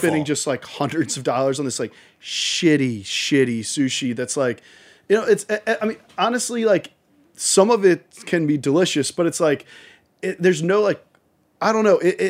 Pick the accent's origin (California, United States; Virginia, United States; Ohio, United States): Virginia, United States; Richmond; I'm from Richmond, Virginia, outside of Richmond, Virginia.